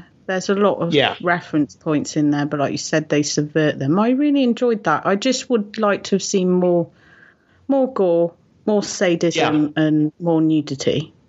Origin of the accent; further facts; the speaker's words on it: Hot Fuzz country, South West England, United Kingdom; now I come from, actually, the village that I live in is where Simon Pegg is from. He was lucky enough to escape. So I'm from Hot Fuzz country.